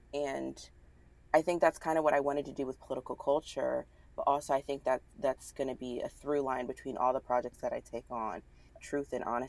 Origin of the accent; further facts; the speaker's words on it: the South, United States; There's just something about growing up in the South, like fight or flight. You either move to the North or you stick it out in the South.